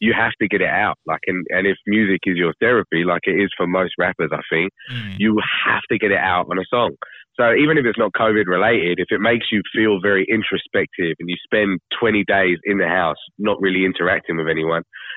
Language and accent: English; England, United Kingdom; now in Australia; I'm English as well